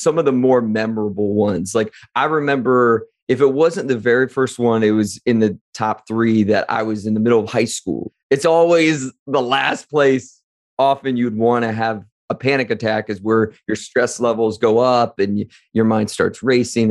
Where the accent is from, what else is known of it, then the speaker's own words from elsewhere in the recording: Wadsworth, Ohio, United States; growing up in Wadsworth, Ohio in the late 90s, early 2000s